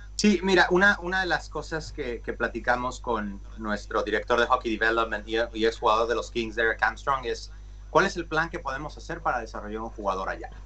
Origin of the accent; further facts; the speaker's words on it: Mexico; first language Spanish; now in Los Angeles, United States; yo soy mexicano y tuve familia en el hockey